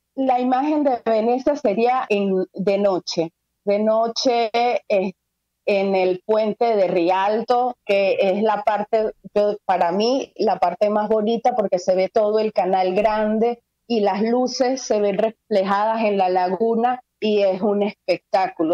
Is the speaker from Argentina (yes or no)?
no; Venezuela; moved away as an adult; now in Venice, Italy; nos tocó elegir salir de Venezuela porque ya no podíamos más